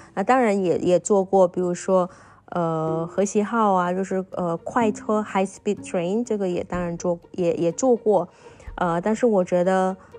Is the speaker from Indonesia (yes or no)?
yes; Indonesia; Chinese is a second language; moved away as an adult; also born or lived in Taiwan / Xiamen, China; 因为没想到在中国也能知道跟我家乡一模一样的美食